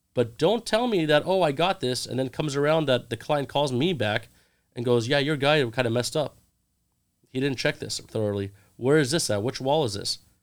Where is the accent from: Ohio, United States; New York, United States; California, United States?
California, United States; Orange County; now in Los Angeles, United States; I grew up in Orange County